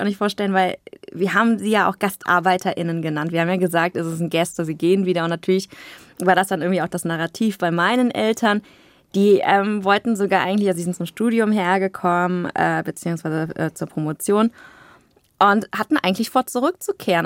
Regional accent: Aachen, North Rhine-Westphalia, Germany; ich bin im Luisenhospital geboren in Aachen, war da und da auf dem Kindergarten

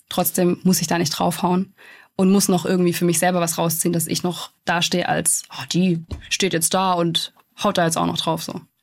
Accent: Stuttgart, Baden-Württemberg, Germany; es ist halt meine Heimat

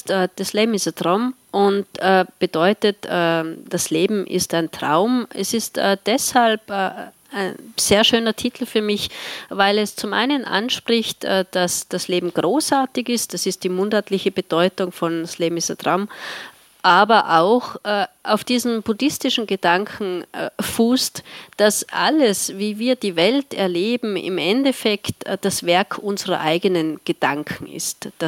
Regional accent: Tyrol, Austria; Ich komme aus einer Gegend, in der im Winter sehr viel Schnee liegt. Äh, das schneereichste Dorf Österreichs

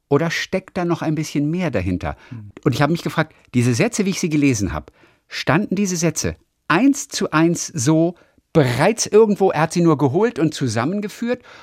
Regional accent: Darmstadt, Hesse, Germany; Ich bin ja in Darmstadt geboren.

